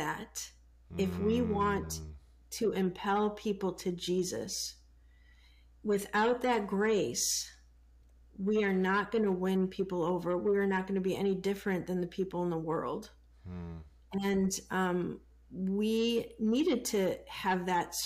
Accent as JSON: {"language": "English", "town": "Chicago", "region": "Illinois", "country": "United States", "tie": "born or raised there", "said": "I grew up in the, you know, in the city of Chicago, and in the 70s with racial tension back then"}